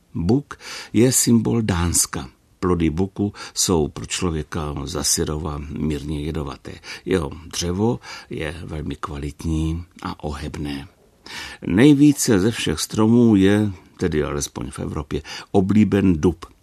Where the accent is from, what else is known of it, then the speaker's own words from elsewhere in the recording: Brno, South Moravian Region, Czechia; u nás v Brně